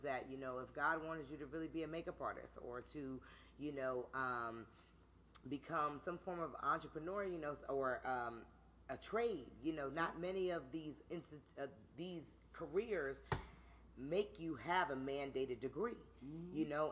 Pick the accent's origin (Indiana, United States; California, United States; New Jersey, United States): New Jersey, United States; moved away; also born or lived in Washington, D.C.; I'm from Jersey.